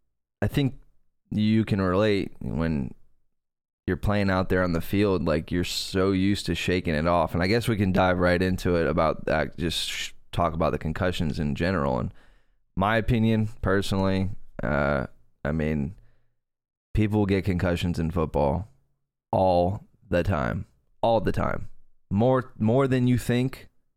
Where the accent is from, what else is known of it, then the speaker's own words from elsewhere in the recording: Fort Pierce, Florida, United States; I grew up in Fort Pierce next to a ranch for a hot minute, next to a dude who rode bulls and lost his teeth